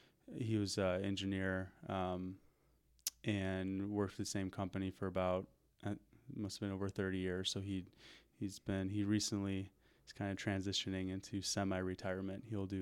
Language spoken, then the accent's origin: English; Park Ridge, Illinois, United States; also born or lived in Des Plaines, Illinois / Winnebago, Illinois; So I grew up in a suburb of Chicago called Park Ridge. Okay. It's pretty much right on the border of the city by O'Hare Airport.